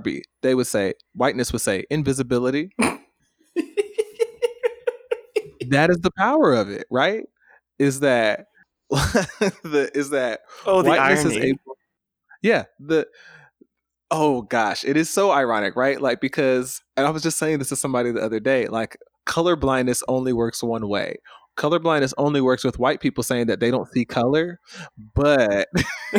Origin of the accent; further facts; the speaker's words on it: Stone Mountain, Georgia, United States; I come from Stone Mountain